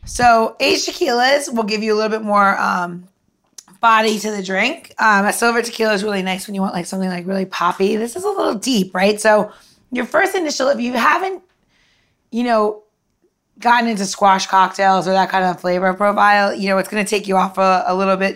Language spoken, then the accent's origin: English; New York, United States; I'm from New York